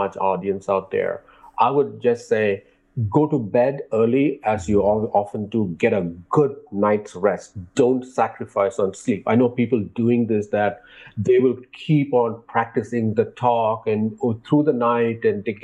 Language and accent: English; India; growing up in India